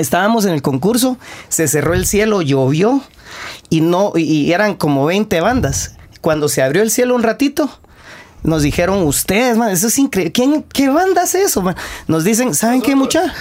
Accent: Guatemala; somos hipersensibles los guatemaltecos

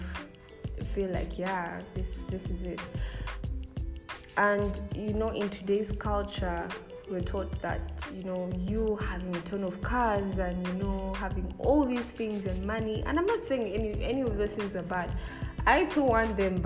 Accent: Kampala, Central Region, Uganda; I grew up in the Kampala city

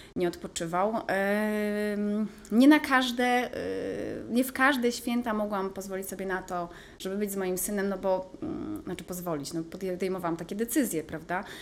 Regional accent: Pomeranian Voivodeship, Poland; also born or lived in Gdynia; nie jestem e, góralką, jestem kaszubką.

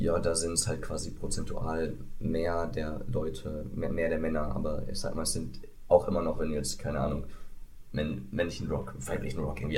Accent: West Germany, Germany; ich bin ja hier der Westteil des Ost-West-Konflikts

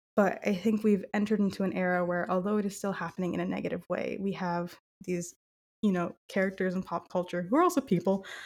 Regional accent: Southern California, United States; growing up in Southern California

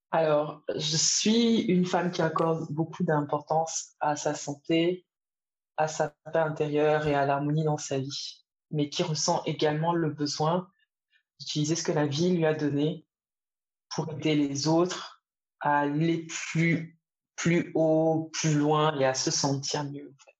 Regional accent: Edéa, Littoral, Cameroon; moved away; also born or lived in Côte d'Ivoire / Paris, France / Singapore; j'ai grandi à Edea, au Cameroun, entre une petite ville industrielle, entre Douala et Yaoundé.

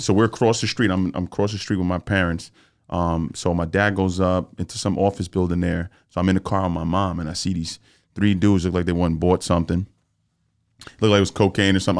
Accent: New York City, New York, United States; I grew up in the Bronx

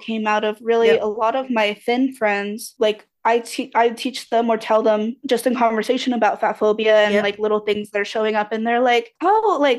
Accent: United States; a person who was raised in the US.

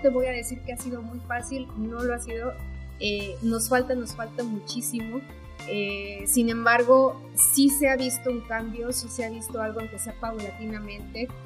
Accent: Mexico; como mexicanos

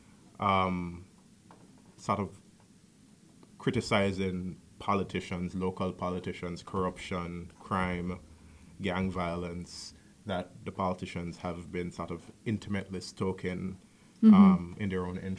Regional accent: Jamaica; I am Jamaican

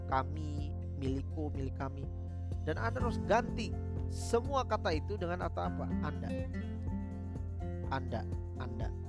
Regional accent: Java, Indonesia; misalkan orang Batak gitu ya bertemu sama kita orang Jawa

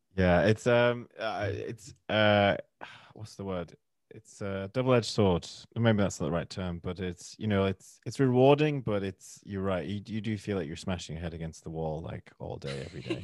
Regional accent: Manchester, North West England, United Kingdom; accent: northern; now in London, United Kingdom; I'm from, originally from Manchester, which is a city up north in England. Uh, I live in London now.

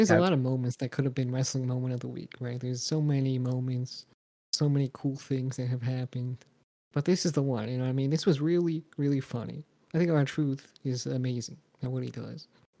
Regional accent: New York, United States; now in Florida, United States; I live two places. That's true. And I'm from New York

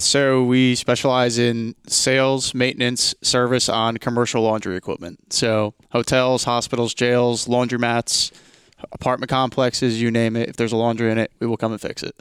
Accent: New Jersey, United States; I'm from New Jersey, the tri-state area.

